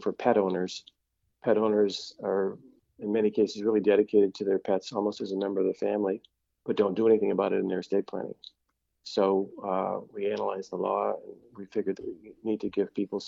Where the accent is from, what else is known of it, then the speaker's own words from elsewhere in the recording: Detroit, Michigan, United States; also born or lived in Oak Park, Michigan; I was born in Detroit. I grew up until high school in Northwest Detroit, then moved to Oak Park, graduated high school from Oak Park